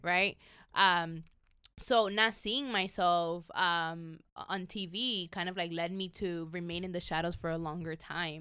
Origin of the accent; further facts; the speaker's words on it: New York, United States; English is a second language; now in Los Angeles, United States; growing up in New York, I, I, I mean, I grew up in an undocumented family